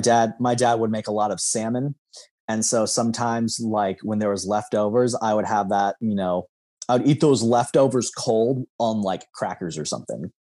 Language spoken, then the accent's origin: English; Lincoln, Nebraska, United States; growing up, I would have considered that South Lincoln